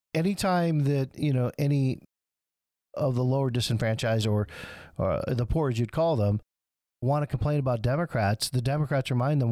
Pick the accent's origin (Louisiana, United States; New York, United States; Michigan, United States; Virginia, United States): Michigan, United States; Flint; in part of the lower income neighborhoods I grew up in Flint